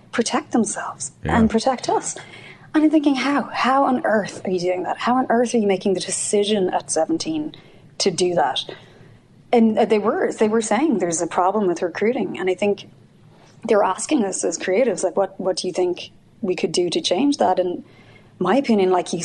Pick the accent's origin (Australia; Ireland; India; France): Ireland; accent: Irish; moved away as an adult; now in United States; I'm from Ireland